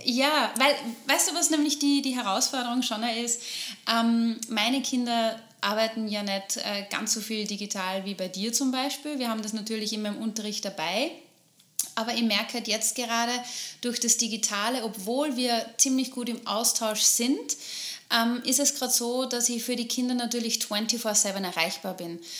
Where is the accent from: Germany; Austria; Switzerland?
Austria; Upper Austria; bei uns in Oberösterreich